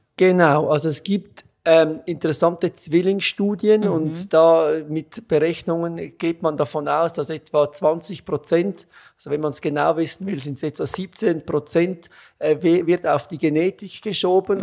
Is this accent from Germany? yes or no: no; Switzerland; accent: Swiss; moved away as an adult; also born or lived in Zurich; now in Vienna, Austria; Das hört man ziemlich schnell, dass ich aus der Schweiz bin.